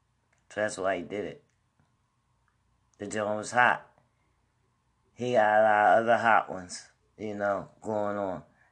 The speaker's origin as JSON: {"language": "English", "region": "New Jersey", "country": "United States", "said": "I'm from Jersey"}